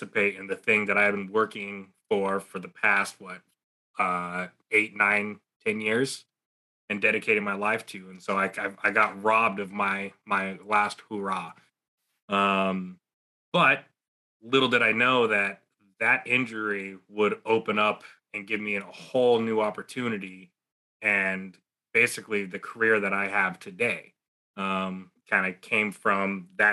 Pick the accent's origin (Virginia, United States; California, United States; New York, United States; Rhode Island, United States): California, United States; San Jose; also born or lived in Texas; I was actually born in Texas, but I was raised in San Jose, California